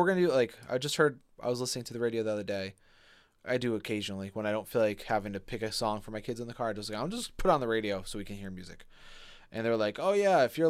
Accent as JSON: {"language": "English", "town": "East Hartford", "region": "Connecticut", "country": "United States", "tie": "born or raised there", "said": "growing up in East Hartford, in Hartford"}